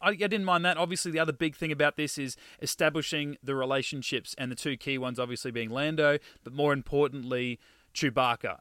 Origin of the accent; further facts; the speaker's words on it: Australia; we're Australian